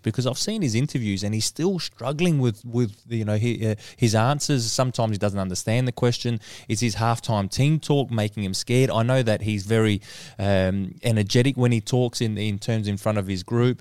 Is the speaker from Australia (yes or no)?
yes; Australia